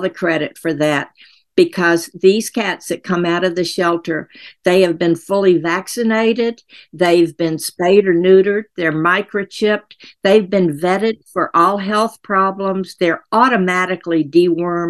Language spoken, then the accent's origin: English; Tennessee, United States; moved away; I'm from Tennessee originally